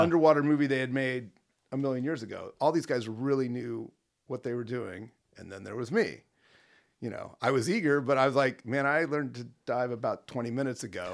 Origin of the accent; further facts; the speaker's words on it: Los Angeles, California, United States; Grew up mostly on the, uh, on the same block that the Groundlings Theater is on Melrose